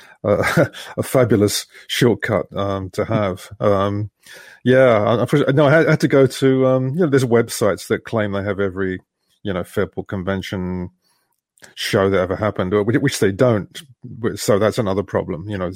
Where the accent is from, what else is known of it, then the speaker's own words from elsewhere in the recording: London, United Kingdom; growing up in London